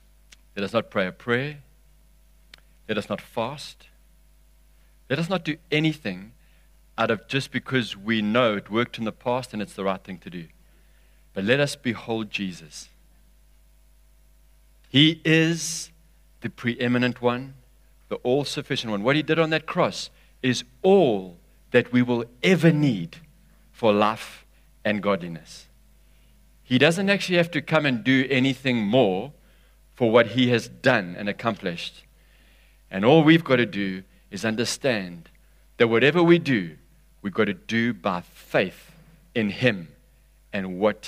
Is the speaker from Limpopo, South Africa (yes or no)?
no; Durban, KwaZulu-Natal, South Africa; Because we're from Durban, and Durban's been hammered a bit over the last 3 years.